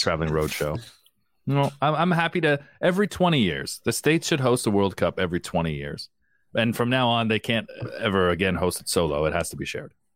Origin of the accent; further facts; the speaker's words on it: Canada; as a Canadian